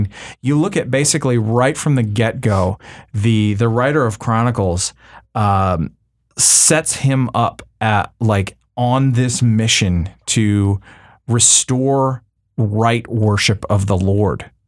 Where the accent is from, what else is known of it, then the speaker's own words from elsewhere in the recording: Canada; now in United States; you know as a Canadian